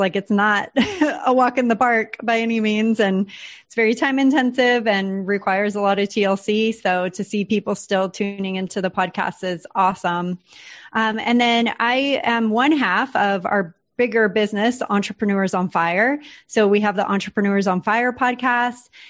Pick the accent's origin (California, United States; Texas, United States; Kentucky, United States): California, United States; San Diego; moved away as an adult; now in Puerto Rico; San Diego was just so comfy for us. We had an awesome community there. That's my hometown